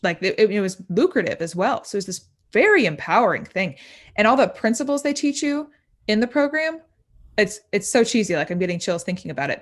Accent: Indiana, United States; moved away as an adult; now in Nashville, United States; I'm from Indiana, but I moved to Nashville, um, about a year and a half ago

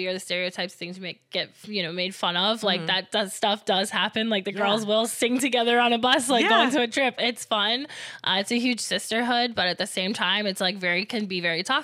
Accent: Florida, United States; I'm from Florida

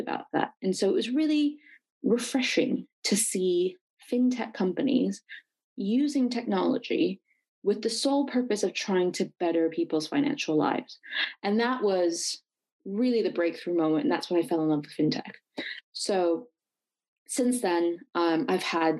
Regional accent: Silicon Valley, California, United States; I'm actually from Silicon Valley. Yes, people do grow up and live here. So I was born and raised here

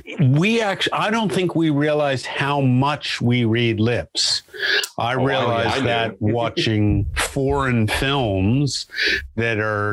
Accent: New Jersey, United States; now in Australia; I grew up in northern New Jersey, but I've lived here for 30 years now. So a little over 30 years. So if I talk to my American friends, they say, you don't have much of an accent.

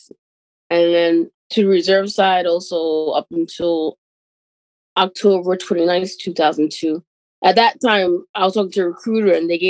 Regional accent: Bay Shore, New York, United States; also born or lived in Harlem, New York / Bronx, New York; So I was born in Harlem. Then I went to live in the Bronx a little bit before moving to Long Island Bay Shore. And I went to the Brentwood School District from first grade through 12th grade.

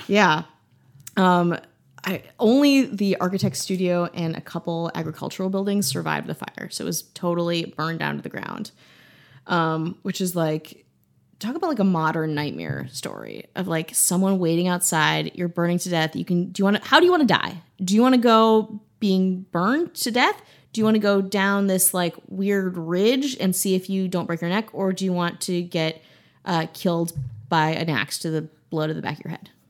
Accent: Milwaukee, Wisconsin, United States; moved away; I'm from Milwaukee, which is about two hours away

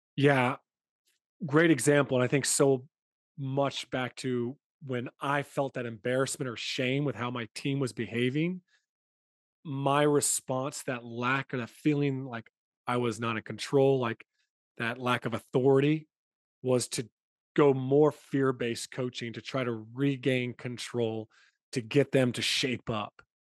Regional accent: United States; moved away; I'm from the States

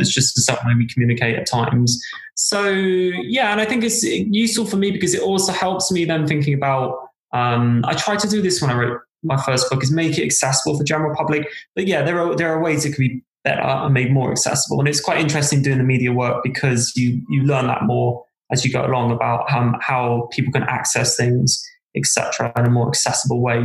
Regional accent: South East England, United Kingdom; moved away as an adult; also born or lived in London / Cardiff; now in Wales, United Kingdom; I was brought up in Southeast England.

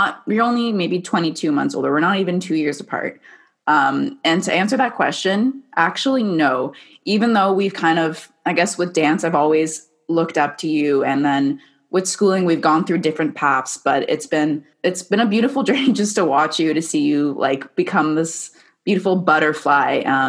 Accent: Vancouver, British Columbia, Canada; So we're from Vancouver, so that's a little bit of perspective.

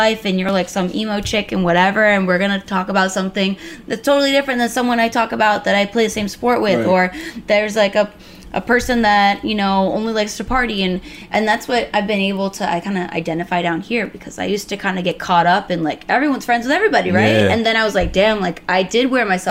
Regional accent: Gettysburg, Pennsylvania, United States; moved away; us growing up in Gettysburg

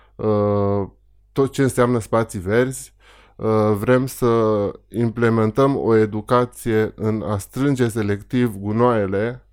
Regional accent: Petrila, Hunedoara County, Romania; Eu, eu am crescut în Petrila.

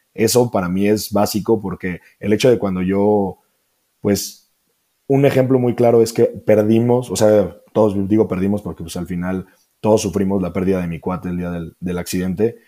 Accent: Celaya, Guanajuato, Mexico; yo soy de Celaya, Guanajuato

